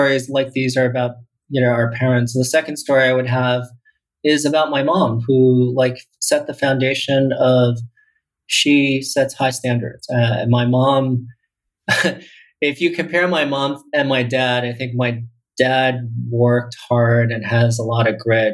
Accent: Taiwan; I was born in Taiwan

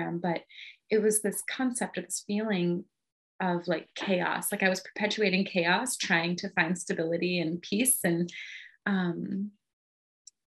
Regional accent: the middle of Michigan, United States; moved away as an adult; also born or lived in Southern California; I ended up moving from Southern California to my hometown in the middle of Michigan

